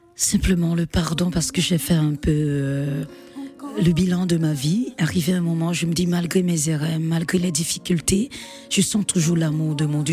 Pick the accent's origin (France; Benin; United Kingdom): Benin; also born or lived in Martinique / Guadeloupe; je rentre chez moi au Bénin